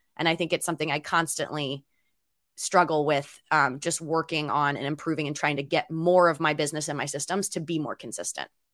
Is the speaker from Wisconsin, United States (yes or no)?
no; Philadelphia, Pennsylvania, United States; now in Seattle, United States; I'm from Philadelphia